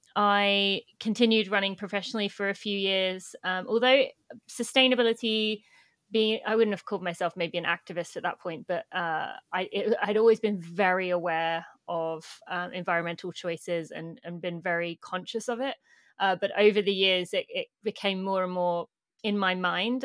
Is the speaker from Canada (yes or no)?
no; United Kingdom; moved away as an adult; now in United States; I'm British, but I live in the US